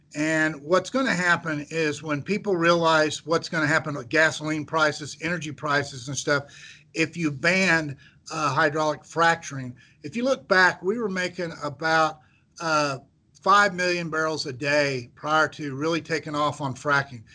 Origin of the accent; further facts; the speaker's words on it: central Missouri, United States; I grew up in central Missouri. I grew up in a very small farming town